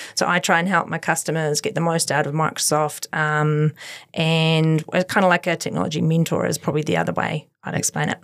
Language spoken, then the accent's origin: English; Christchurch, Canterbury, New Zealand; I am born and bred in Christchurch, so completely went to schools here